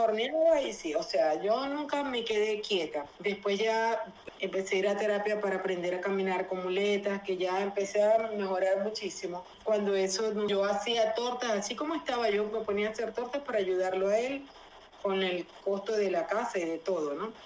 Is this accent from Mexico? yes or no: no; Venezuela; yo nunca pensé ver en mi país, jamás pensé ver aquí en Venezuela